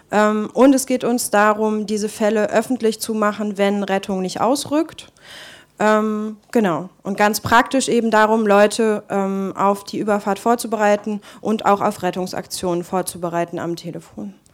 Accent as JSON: {"language": "German", "country": "Germany", "said": "in Marokko arbeite nicht nur ich als Deutsche"}